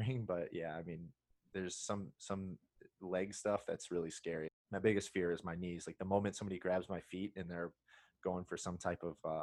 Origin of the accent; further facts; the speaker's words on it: Indiana, United States; I'm from Indiana